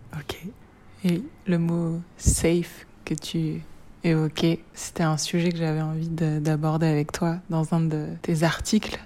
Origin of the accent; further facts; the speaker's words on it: Reims, Grand Est, France; Je viens de Reims